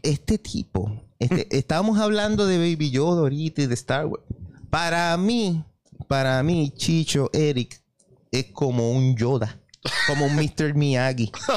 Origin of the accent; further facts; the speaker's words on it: Carolina, Puerto Rico; now in San Juan, Puerto Rico; me crié en Carolina y voy en San Juan